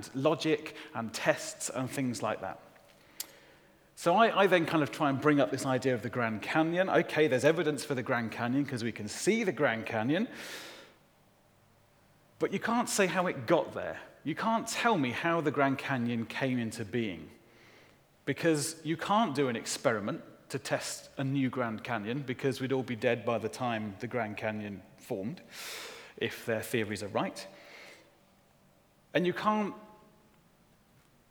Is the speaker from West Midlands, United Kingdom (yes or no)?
yes; Solihull, West Midlands, United Kingdom; also born or lived in Shirley; I grew up in Solihull.